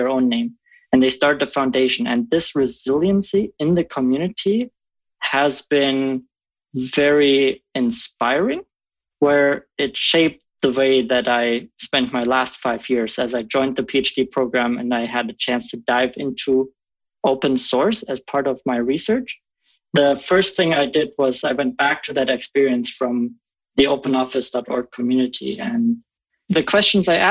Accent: Germany; English is a second language; moved away as an adult; now in Omaha, United States; I come from Germany originally. I grew up in a small village there, just 800 folks, living on the premise of an 800-year-old castle.

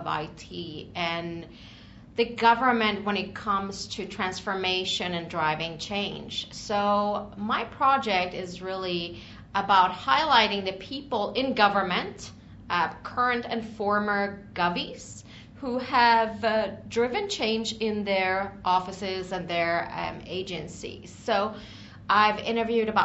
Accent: Stockholm, Stockholm County, Sweden; now in Washington, DC, United States; originally from Stockholm, Sweden. I've been in the DC area for the past, I would say, 16 years or so

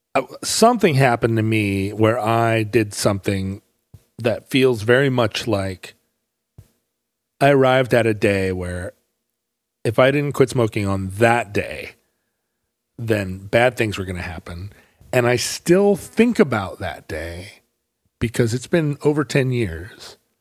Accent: United States; people welcomed me as an American

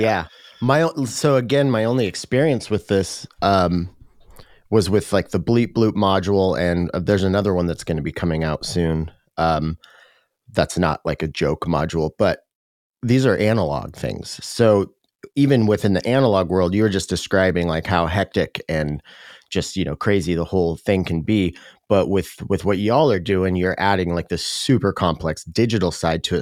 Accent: Tacoma, Washington, United States; in Tacoma, my hometown.

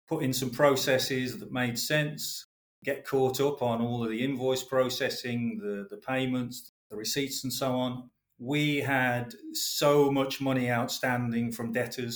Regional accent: West Bromwich, West Midlands, United Kingdom; moved away as an adult; also born or lived in Croydon; I am a boy from the Black Country. I was born and bred in West Bromwich

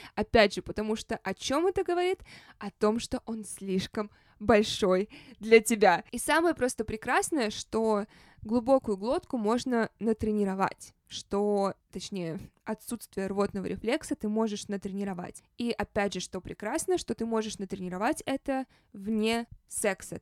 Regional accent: Saint Petersburg, Russia; moved away; also born or lived in Los Angeles; это мой родной город.

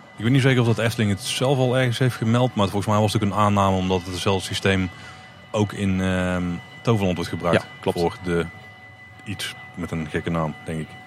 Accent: Netherlands; wij niet handelen als Nederlander.

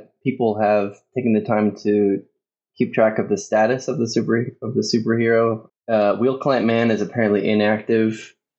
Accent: San Francisco, California, United States; I'm from San Francisco, so I don't know how you deal with snow, really.

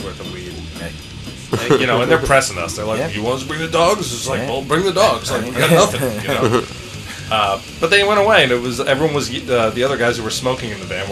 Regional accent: New York, United States; I'm from New York, Indiana.

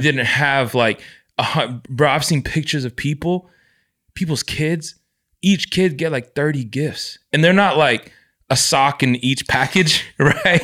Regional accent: United States; growing up in the States, I never got to experience what my parents experienced culturally

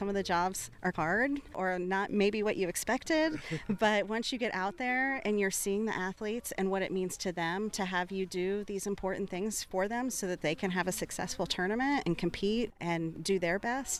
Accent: Missouri, United States; That's why I'm proud that I'm from Missouri

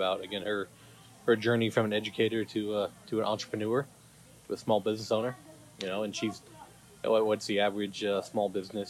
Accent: Arizona, United States

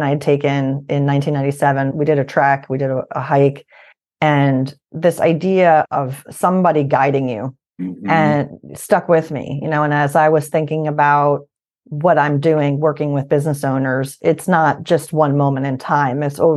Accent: Albany, New York, United States; moved away as an adult; also born or lived in Shippensburg, Pennsylvania; now in Pittsburgh, United States; I'm originally from Albany, New York.

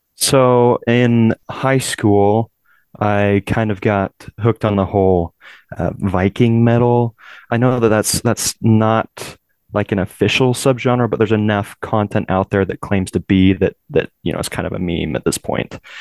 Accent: Utah, United States; also born or lived in California; my family moved here to Utah um, when I was still fairly young. I was about six years old, um, so I consider myself more Utah than Californian.

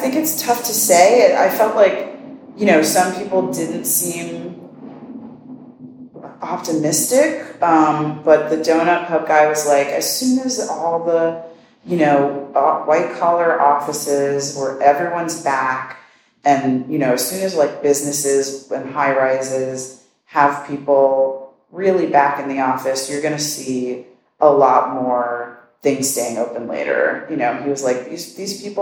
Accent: New York City, New York, United States; also born or lived in Bronx / Queens / Long Island City; my hometown is the best town in the world.

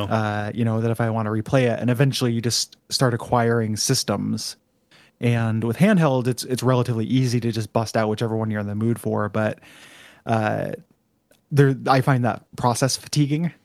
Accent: United States; we're American

